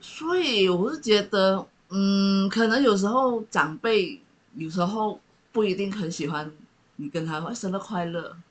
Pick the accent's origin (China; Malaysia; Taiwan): Malaysia; East Malaysia; 我们东马那边，因为我是广东的，就客家人